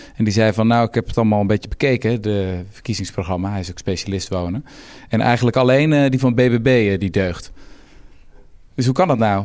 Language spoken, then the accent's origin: Dutch; Houten, Utrecht, Netherlands; Ik kom zelf uit Houten